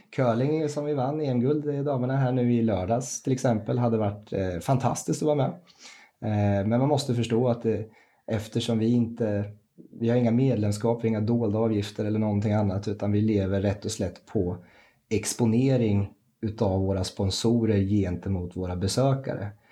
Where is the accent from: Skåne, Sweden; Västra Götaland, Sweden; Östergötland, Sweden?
Östergötland, Sweden; Rimforsa; also born or lived in Gävle / United States; flyttlasset gick ner till eh, mina hemtrakter, Wimforsa, som ligger strax utanför Linköping som ettåring